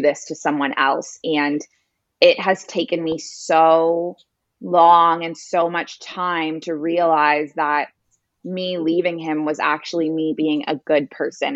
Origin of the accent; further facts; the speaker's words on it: Toronto, Ontario, Canada; moved away as an adult; also born or lived in Middle East; now in Bali, Indonesia; I grew up in Toronto